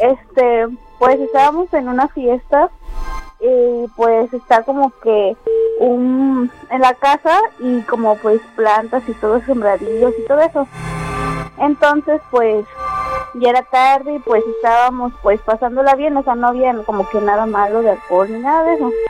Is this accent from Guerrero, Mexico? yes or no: no; Córdoba, Veracruz, Mexico; Soy de aquí, de Brillante Crucero